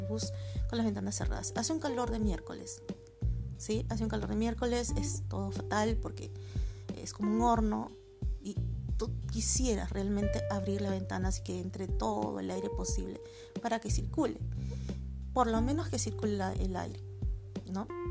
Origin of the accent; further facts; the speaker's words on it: Peru; soy de Perú.